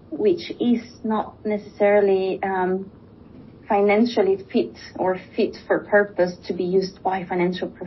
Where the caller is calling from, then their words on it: Switzerland; I'm uh, joining today from Switzerland.